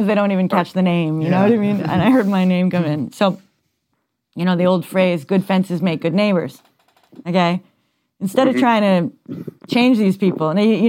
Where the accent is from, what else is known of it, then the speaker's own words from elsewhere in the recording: Mount Kisco, New York, United States; New York suburbs, to be clear.